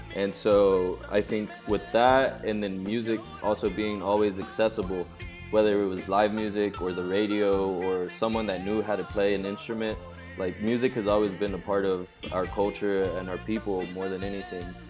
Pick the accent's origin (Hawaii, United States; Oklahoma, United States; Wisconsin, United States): Oklahoma, United States; Oklahoma City; also born or lived in Mexico City, Mexico; I was born in Mexico City raised in Oklahoma City. I've been here since I was one, and so OKC is home